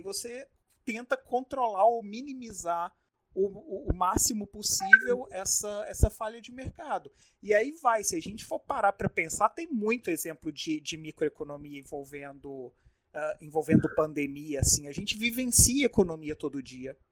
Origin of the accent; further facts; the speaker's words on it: Minas Gerais, Brazil; now in Manaus, Brazil; eu não sou eu não sou manauara, eu não sou amazonense, eu vim lá de Minas Gerais